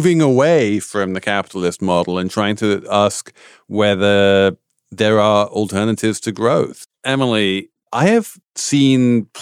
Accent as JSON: {"language": "English", "country": "United Kingdom", "tie": "born or raised there", "moved": "yes", "said": "as someone growing up in Britain"}